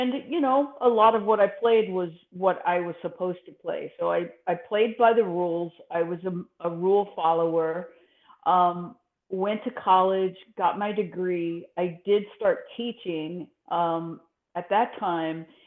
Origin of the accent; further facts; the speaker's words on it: Texas, United States; moved away as an adult; I grew up in Texas, and my father was a minister